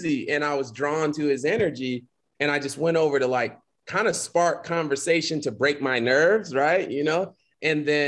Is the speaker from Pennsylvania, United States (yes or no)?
yes; Philadelphia, Pennsylvania, United States; moved away; also born or lived in Miami, Florida; I grew up in West Philly, Overbrook